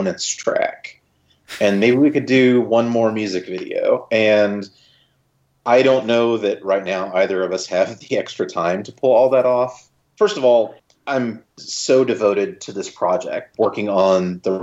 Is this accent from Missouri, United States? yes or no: yes; Joplin, Missouri, United States; I shot it here in Joplin, in my hometown, Joplin, Missouri.